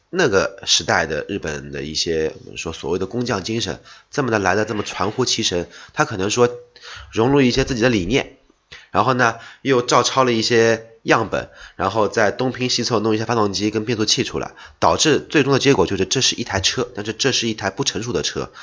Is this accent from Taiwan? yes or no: no; China; 我们中国人